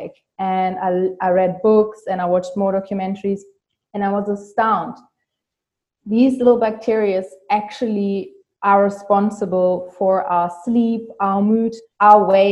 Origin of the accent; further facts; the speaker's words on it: Germany; English is a second language; I'm from Germany